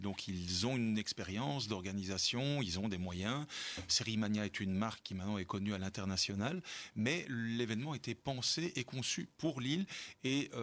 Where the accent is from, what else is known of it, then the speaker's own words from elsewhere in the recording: Belgium; en tant que Belge